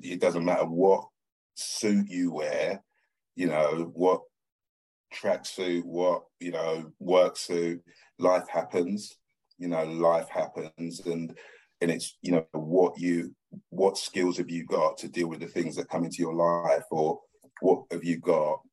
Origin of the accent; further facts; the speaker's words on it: London, United Kingdom; I was born in Stratford, East London, cement floor, block of flats